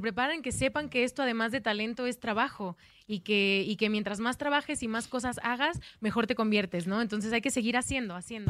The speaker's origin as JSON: {"language": "Spanish", "country": "Mexico", "also_born_or_lived": "Guadalajara", "moved": "as an adult", "lives_now": "Madrid, Spain", "said": "Me da muchísimo gusto estar de vuelta en mi país"}